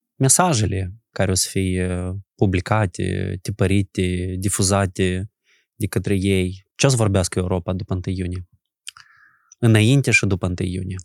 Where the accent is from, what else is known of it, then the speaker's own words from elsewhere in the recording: Bulboaca, Anenii Noi District, Moldova; eu am copilărit în Bulboaca